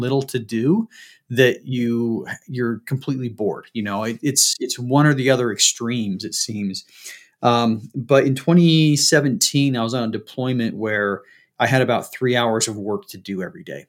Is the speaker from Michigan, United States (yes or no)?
no; Salt Lake City, Utah, United States; Born and raised in Salt Lake